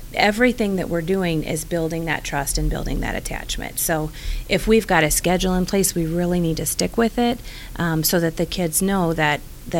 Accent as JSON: {"language": "English", "town": "St. Louis", "region": "Missouri", "country": "United States", "said": "I am from St. Louis."}